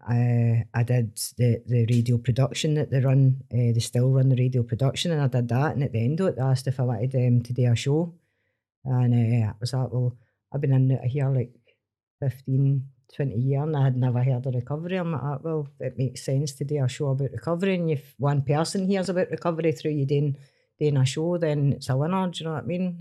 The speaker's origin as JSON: {"language": "English", "town": "Stranraer", "region": "Scotland", "country": "United Kingdom", "tie": "born or raised there", "said": "I grew up in Stream Ross, so it was farm jobs, factory jobs, and jobs on the boat"}